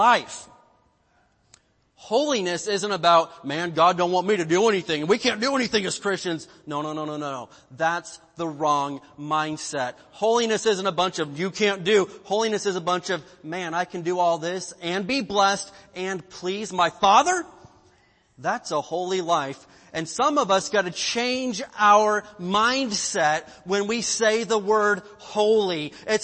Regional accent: Indiana, United States; now in California, United States; I'm from the Midwest in Indiana where we've got lots of denominational

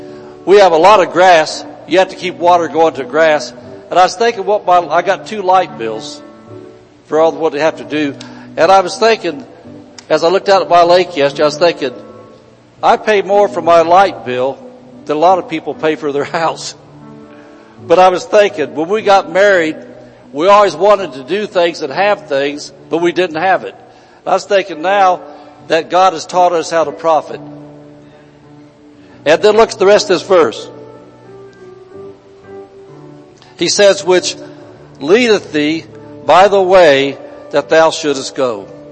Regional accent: Indiana, United States; Back in Indiana, we came from Indiana

